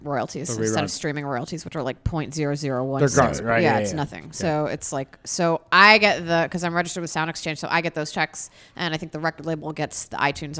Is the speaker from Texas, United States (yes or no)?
no; Montgomery County, Maryland, United States; Yeah, I grew up in Montgomery County. It's right next to PG.